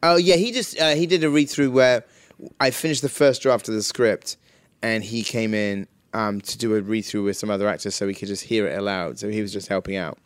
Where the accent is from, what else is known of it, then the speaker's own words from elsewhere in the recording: Wells, South West England, United Kingdom; where Hot Fuzz is shot is my hometown